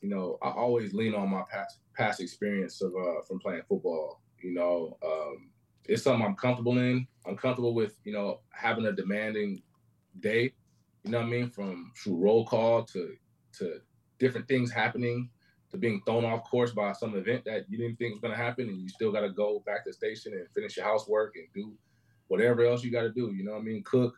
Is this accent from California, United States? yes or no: yes; Fairfield, California, United States; now in Sacramento, United States; I'm from Fairfield, California.